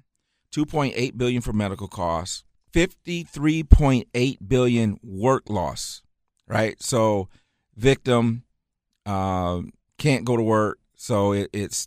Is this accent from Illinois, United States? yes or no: no; Muskegon, Michigan, United States; moved away as an adult; also born or lived in Jackson, Michigan; now in Charlotte, United States; Grew up in Michigan, grew up in Muskegon, Michigan, lived in Jackson, Michigan for a number of years since from the time I graduated